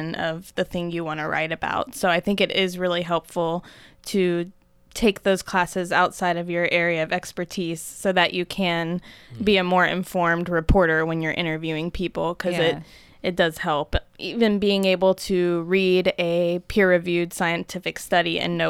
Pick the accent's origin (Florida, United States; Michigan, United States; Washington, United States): Florida, United States; Pensacola; also born or lived in Miami; I grew up in Pensacola near the beach